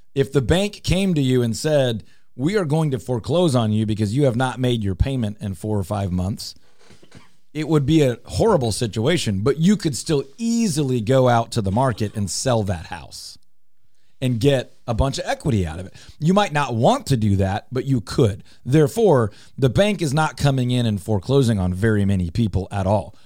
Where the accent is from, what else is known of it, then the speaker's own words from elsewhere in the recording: Houston, Texas, United States; moved away as an adult; now in Dallas, United States; I grew up in Houston. I live in Dallas